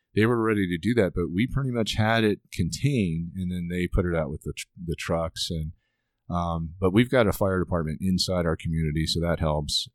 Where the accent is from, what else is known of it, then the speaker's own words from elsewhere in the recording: United States; I'm an American